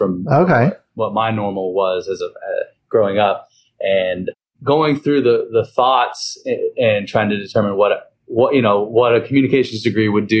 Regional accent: Hillsborough, North Carolina, United States; moved away as an adult; now in New Orleans, United States; Where I'm from is Hillsborough, North Carolina, which we have a Hillsborough Hog Day

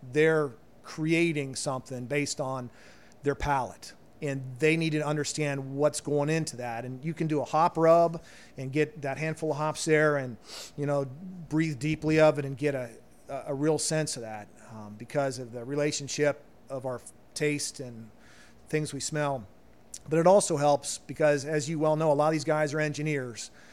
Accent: Loveland, Ohio, United States; moved away as an adult; growing up in Cincinnati

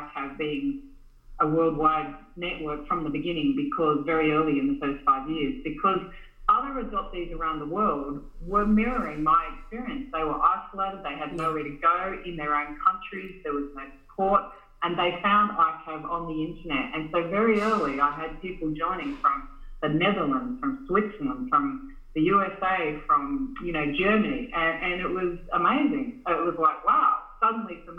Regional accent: Australia; also born or lived in Vietnam; I grew up in Australia in the 1970s. I was adopted here as kind of the first en masse generation in Australia. And in that experience growing up in rural Australia

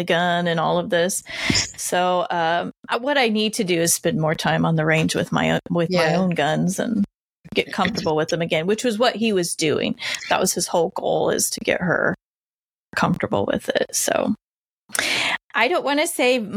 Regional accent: Indiana, United States; born and raised in Indiana.

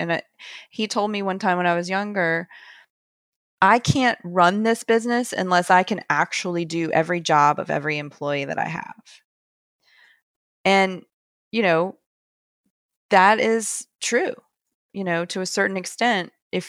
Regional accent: the South, United States; I'm from the South. I'm not from the Wall Street area.

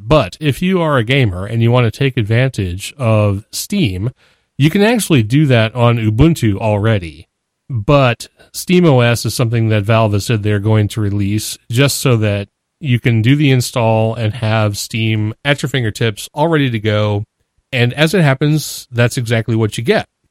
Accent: New Hampshire, United States; I'm from New Hampshire

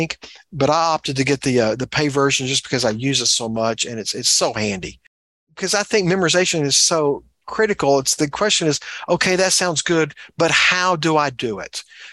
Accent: Texas, United States; As a Texan, I grew up around both oil wells and cows

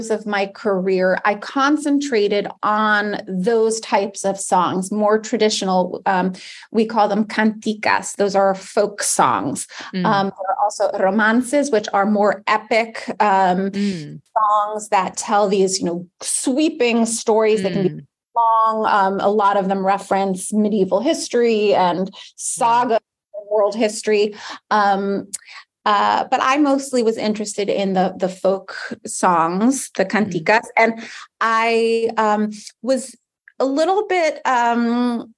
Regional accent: United States; also born or lived in New York City; I grew up in America

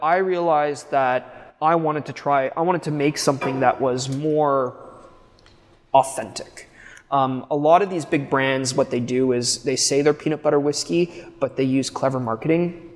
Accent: Quebec, Canada; Quebec is my hometown.

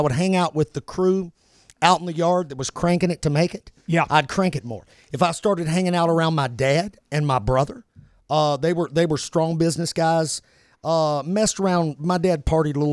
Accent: Kentucky, United States; I'm from Kentucky

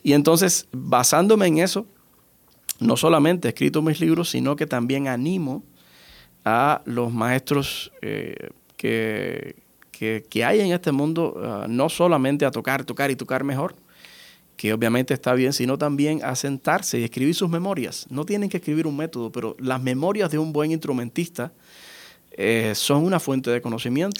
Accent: Pinar del Río, Cuba; mi ciudad natal, en Pinar del Río

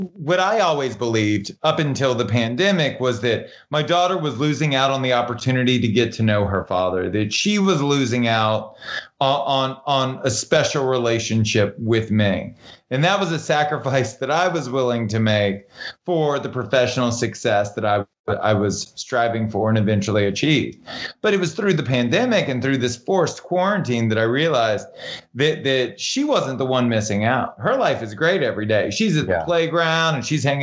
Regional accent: Baton Rouge, Louisiana, United States; now in Los Angeles, United States; I grew up in Southern Louisiana, which, you know, Baton Rouge was more rural than metropolitan

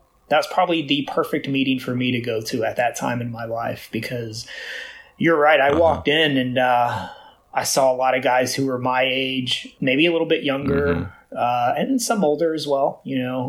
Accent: Houston, Texas, United States; I'm born and raised in Houston, here in Houston

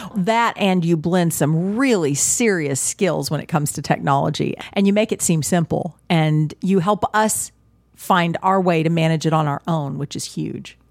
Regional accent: Texas, United States; I grew up in Texas I was raised in a very Christian setting

